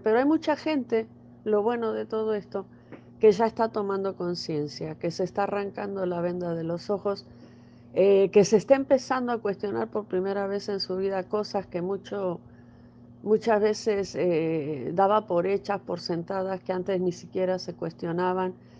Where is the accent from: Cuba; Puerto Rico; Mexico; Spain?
Mexico; donde yo vivo en mi país, en, México